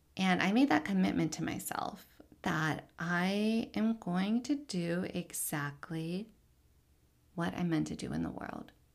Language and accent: English; Richmond, Virginia, United States; I am Palestinian American, born and raised in Richmond, Virginia